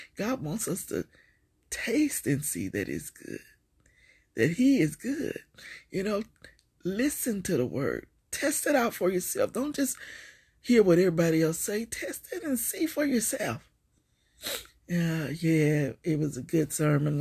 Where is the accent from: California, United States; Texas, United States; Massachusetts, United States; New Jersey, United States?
Texas, United States; Beaumont; Beaumont, Texas, my hometown